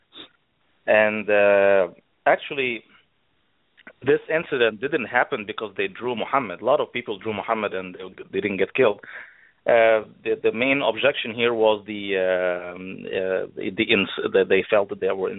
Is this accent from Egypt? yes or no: yes; Egypt; moved away; also born or lived in Saudi Arabia; I come from Egypt